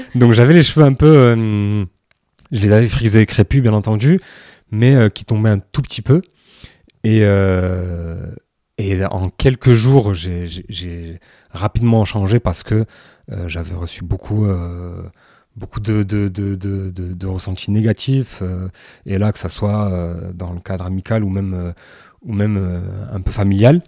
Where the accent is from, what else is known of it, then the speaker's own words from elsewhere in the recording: France; Pour nous, maghrébins qui, qui, ont grandi en France